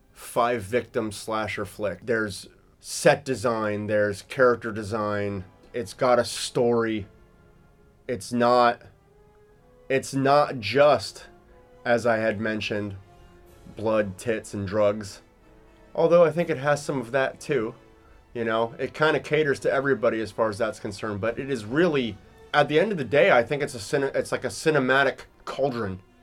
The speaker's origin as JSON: {"language": "English", "region": "California", "country": "United States", "tie": "born or raised there", "said": "when I was a kid growing up in California"}